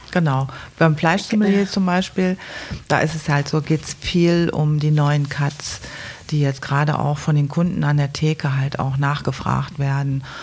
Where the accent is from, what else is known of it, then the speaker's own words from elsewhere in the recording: Duisburg, North Rhine-Westphalia, Germany; now in Aachen, Germany; weil ich komme aus Duisburg und Aachen ist eine andere Welt.